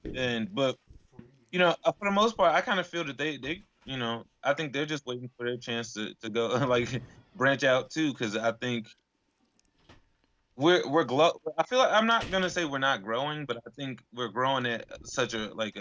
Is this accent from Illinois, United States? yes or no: yes; Chicago, Illinois, United States; now in Las Vegas, United States; I was born in Chicago.